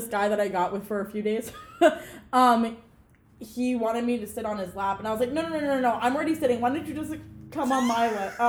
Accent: Long Island, New York, United States; we grew up in Long Island. We're Long Island Jewish girls.

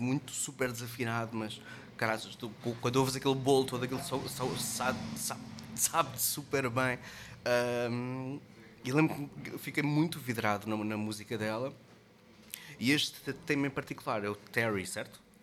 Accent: Caldas da Rainha, Centro, Portugal; moved away; also born or lived in Lisbon; Eu sou das Calas da Rainha.

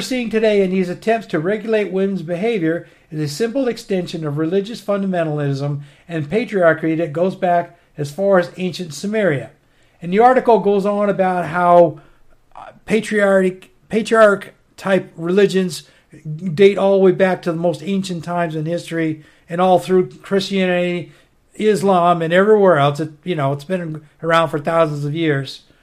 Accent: United States; also born or lived in northern Maine; I grew up on the Canadian border as a kid. I lived on the Canadian border up there in northern Maine 10 years after I got out of the Army.

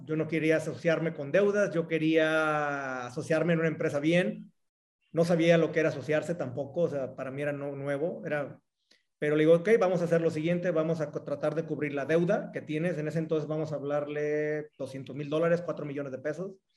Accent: Cihuatlán, Jalisco, Mexico; moved away as an adult; now in Querétaro, Mexico; Soy de Jalisco, eh, de un pueblo que se llama Cihuatlán, Jalisco

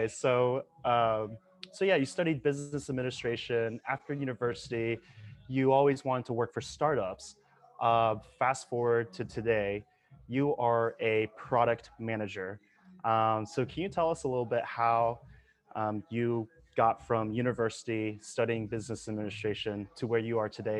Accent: Norman, Oklahoma, United States; moved away as an adult; also born or lived in Atlanta, Georgia; I'm from Norman, Oklahoma, which is also a small town. And when I was 18 years old, I moved to Atlanta, Georgia, with a city of millions of people.

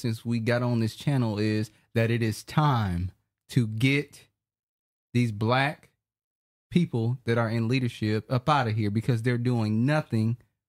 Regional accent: Detroit, Michigan, United States; I'm from Detroit.

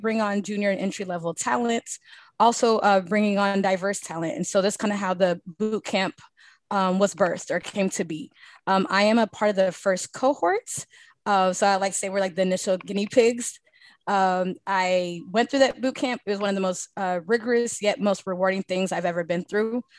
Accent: Dallas, Texas, United States; also born or lived in Ethiopia; I am from Dallas, Texas

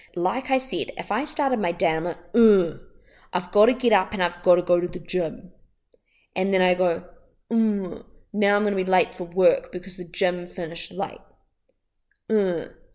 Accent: Wellington, New Zealand; I'm from Wellington in New Zealand

